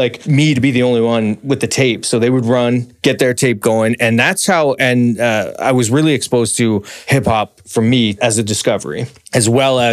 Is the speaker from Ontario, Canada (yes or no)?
yes; Oshawa, Ontario, Canada; I was born here in Oshawa